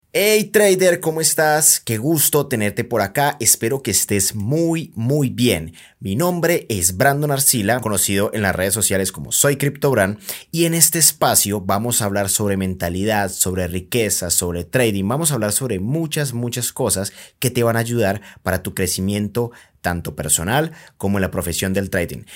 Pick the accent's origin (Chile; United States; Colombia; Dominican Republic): Colombia; yo soy de Colombia